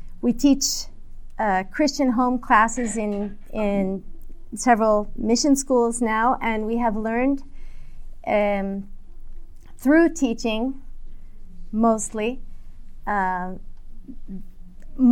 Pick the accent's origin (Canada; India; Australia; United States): United States; California; I grew up in America, in California